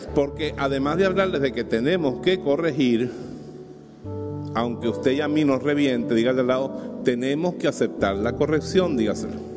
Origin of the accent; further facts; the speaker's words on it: Bejuma, Carabobo, Venezuela; en mi pueblo, en Bejuma